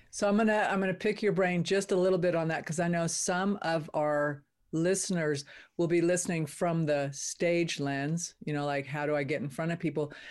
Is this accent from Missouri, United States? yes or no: no; California, United States; moved away; also born or lived in Nevada; I grew up in California